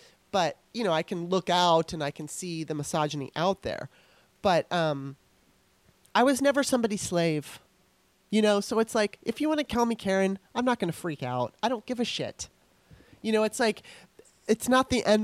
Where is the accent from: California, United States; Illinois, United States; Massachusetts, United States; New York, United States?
California, United States; now in Baltimore, United States; I was eight when I moved. And when I was in school, I mean, I remember there was more white people than black people. Of course, there might have been some Mexican kids and Asian kids here and there, but that's my memory. When I went to California